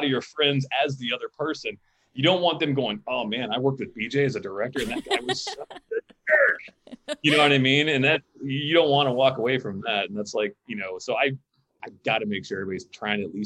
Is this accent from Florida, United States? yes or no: yes; Pensacola, Florida, United States; now in Los Angeles, United States; I didn't grow up in Los Angeles. I grew up in Pensacola, Florida